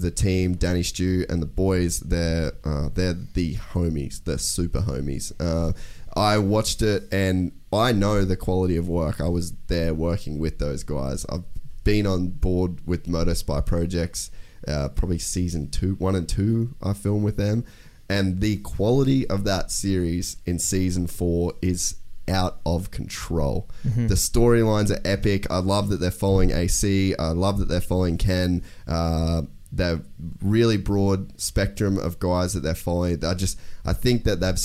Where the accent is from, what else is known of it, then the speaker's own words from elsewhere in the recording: Australia; as an Australian